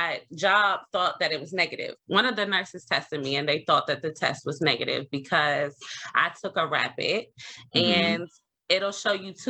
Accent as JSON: {"language": "English", "region": "Maryland", "country": "United States", "tie": "born or raised there", "said": "I was born and raised in Maryland"}